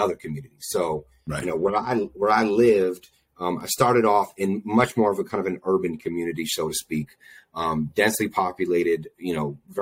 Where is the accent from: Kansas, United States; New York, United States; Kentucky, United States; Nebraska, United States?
New York, United States; Albany; Born and raised in Albany, New York, the 518